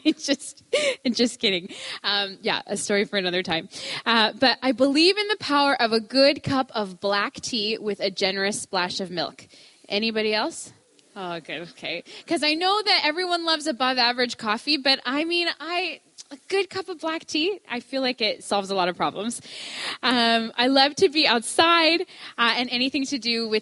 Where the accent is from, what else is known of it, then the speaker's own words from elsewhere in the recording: Ontario, Canada; moved away as an adult; now in Fort Langley, Canada; I grew up in Ontario.